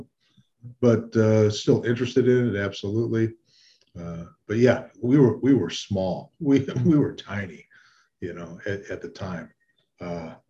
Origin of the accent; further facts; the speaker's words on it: Detroit, Michigan, United States; I was born and raised in Detroit, Michigan